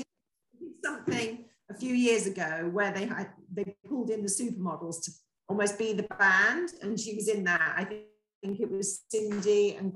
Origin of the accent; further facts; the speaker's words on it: Torquay, South West England, United Kingdom; I grew up here in Torquay